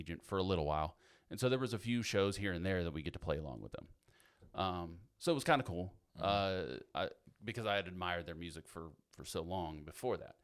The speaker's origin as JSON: {"language": "English", "region": "Pennsylvania", "country": "United States", "tie": "born or raised there", "said": "where I grew up in Pennsylvania"}